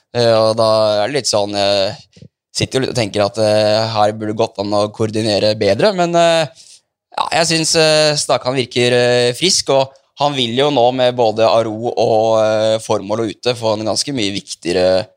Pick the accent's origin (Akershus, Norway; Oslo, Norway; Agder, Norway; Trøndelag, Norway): Akershus, Norway; Asker; vi er nå fra Asker begge